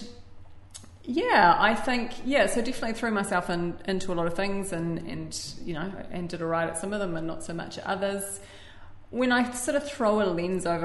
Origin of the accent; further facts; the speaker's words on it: New Zealand; Born and raised in New Zealand.